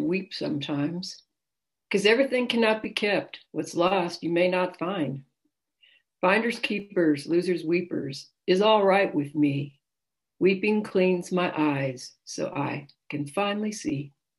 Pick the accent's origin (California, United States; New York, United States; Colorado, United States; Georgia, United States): California, United States; Los Gatos; I hail from Los Gatos, California, which is near San Jose.